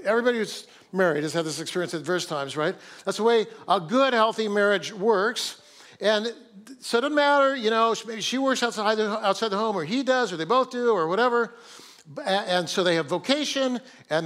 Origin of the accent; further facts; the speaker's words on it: Fresno, California, United States; also born or lived in Kingsburg, California; now in Seattle, United States; I grew up in Fresno, and so Fresno's Kingsburg